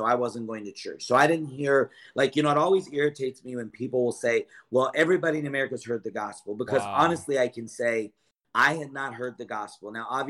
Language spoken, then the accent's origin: English; California, United States; also born or lived in Lodi; I grew up in California, the area that you're in. I was born in Lodi.